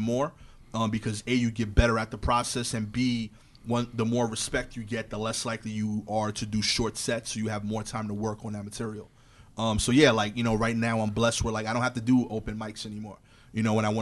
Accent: New York City, New York, United States; as a New Yorker

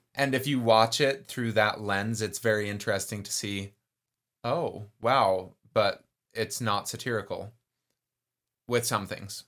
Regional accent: Texas, United States; I am Texan.

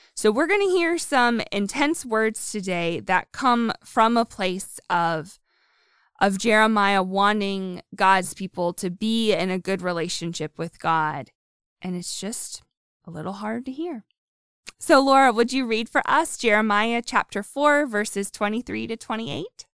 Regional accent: Pennsylvania, United States; moved away; I'm from Pennsylvania

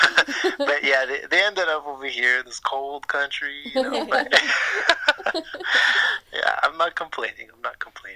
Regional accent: Montreal, Quebec, Canada; I was born and raised here in Montreal, Quebec

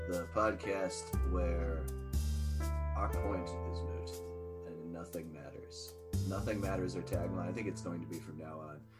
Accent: Ohio, United States; I am from Ohio

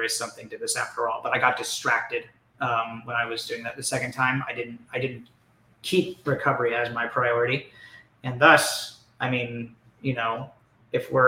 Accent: Orange County, California, United States; I'm from Orange County

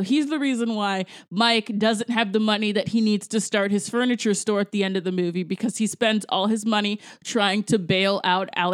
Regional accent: Jamaica; I am actually a Jamaican person

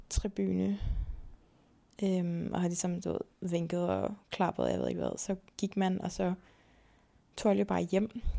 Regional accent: Zealand, Denmark

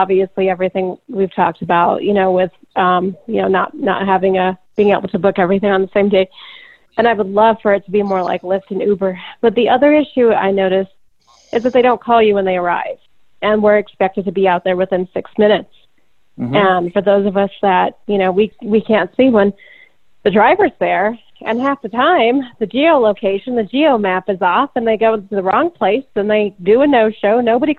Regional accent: Phoenix, Arizona, United States; now in Denver, United States; So I'm calling from the Colorado area. I spoke with you guys yesterday, actually from Denver. My hometown is Phoenix.

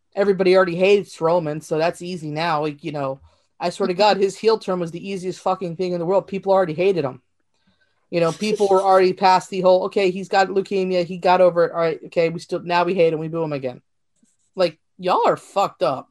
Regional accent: Virginia, United States; accent: East Coast Southern; this is actually an East Coast Southern accent, more Virginia-ish.

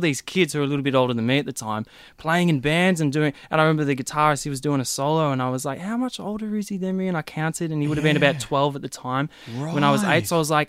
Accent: Mitcham, Victoria, Australia; Well, from the eastern suburbs in Mitcham.

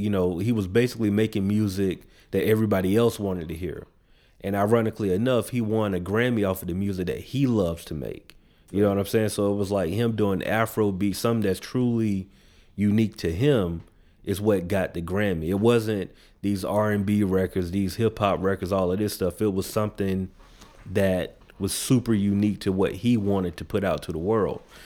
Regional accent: the South, United States; we in the South. I grew up in the South

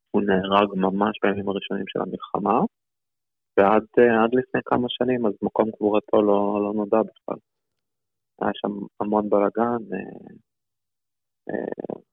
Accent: Beersheba, Southern District, Israel; also born or lived in Saint Petersburg, Russia / Arad, Israel; חצי שנה מרכז קליטה בערד, עוד שנה וחצי מרכז קליטה בבאר שבע, אני בעצם גדלתי בבאר שבע. Mm. זאת העיר שלי.

